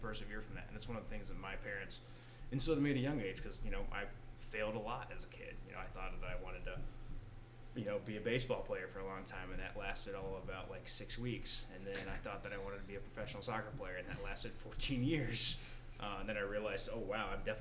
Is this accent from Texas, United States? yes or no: yes; Lubbock, Amarillo, Texas, United States; I grew up in Lubbock, Amarillo